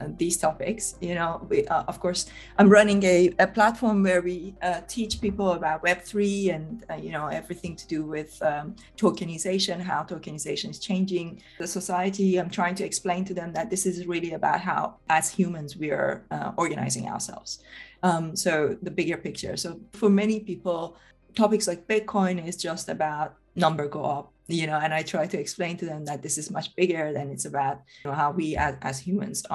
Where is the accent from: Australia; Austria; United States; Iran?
Iran; now in United Kingdom; I come from Iran originally